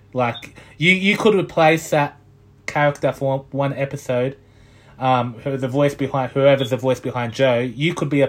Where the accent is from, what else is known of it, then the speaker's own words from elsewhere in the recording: Scotland, United Kingdom; Scotland. I'm from Scotland.